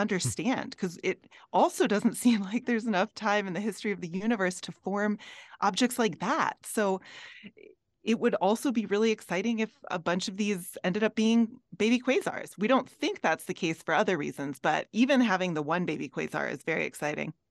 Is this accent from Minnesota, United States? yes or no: yes; Minnesota, United States; now in Colorado, United States; I'm from Minnesota